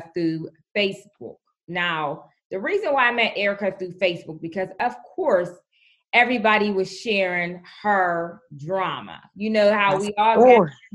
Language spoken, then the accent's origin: English; Pittsburgh, Pennsylvania, United States; moved away; I'm a Pittsburgh, PA native